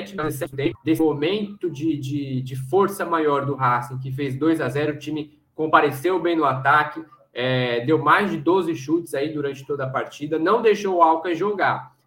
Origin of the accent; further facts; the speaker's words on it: Alagoas, Brazil; also born or lived in Aracaju; now in Rio de Janeiro, Brazil; Que eu sou lá de Alagoas.